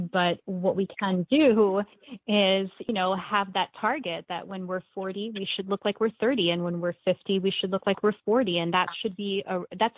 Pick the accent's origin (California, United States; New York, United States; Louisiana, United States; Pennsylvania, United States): New York, United States; I, too, am a native New Yorker, born and raised